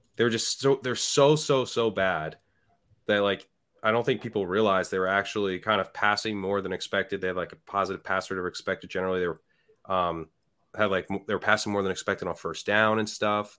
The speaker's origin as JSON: {"language": "English", "area": "near Philadelphia", "region": "Pennsylvania", "country": "United States", "tie": "born or raised there", "said": "I grew up near Philadelphia"}